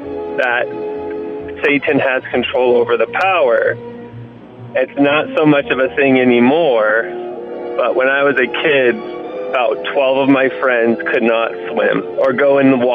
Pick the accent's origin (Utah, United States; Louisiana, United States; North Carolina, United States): Utah, United States; I grew up in Utah